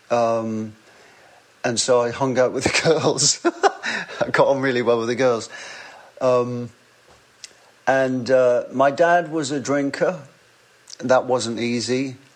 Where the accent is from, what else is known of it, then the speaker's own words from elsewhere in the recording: England, United Kingdom; accent: northern; hello, can I sing for you in my northern accent?